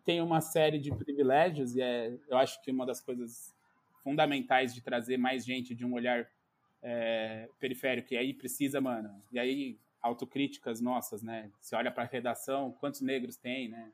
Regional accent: São Paulo, Brazil; sou de São Paulo, mas nasci, nasci na periferia de São Paulo, em Pirituba. Aí morei um pouco também num outro bairro chamado Morro Doce

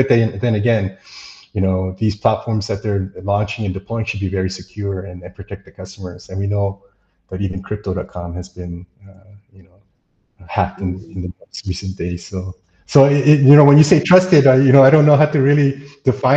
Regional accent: United States; moved away as an adult; I'm an American

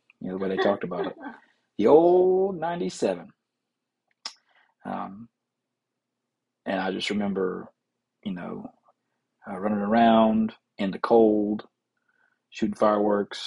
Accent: Rock Hill, South Carolina, United States; we're from South Carolina, specifically Rock Hill

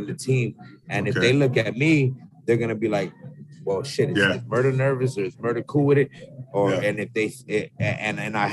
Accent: Yuma, Arizona, United States; now in Mesa, United States; I'm from the Southwest, Yuma, Arizona

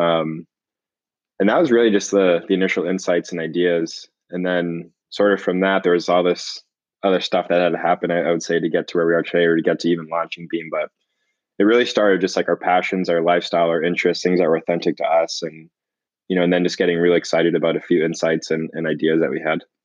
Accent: Boston, Massachusetts, United States; I grew up in the Boston area.

